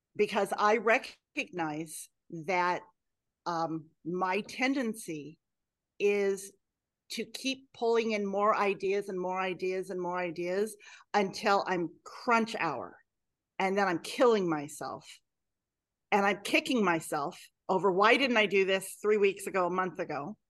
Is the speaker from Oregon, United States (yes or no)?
yes; Clackamas County, Oregon, United States; Growing up in Clackamas County in Oregon